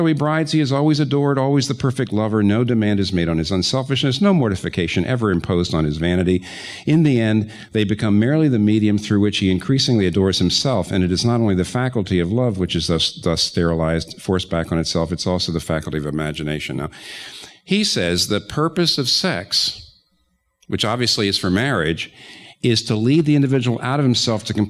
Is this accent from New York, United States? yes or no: yes; New York, United States; I'm a New Yorker